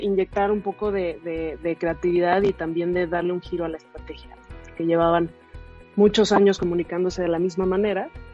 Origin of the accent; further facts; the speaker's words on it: Mexico; soy mexicana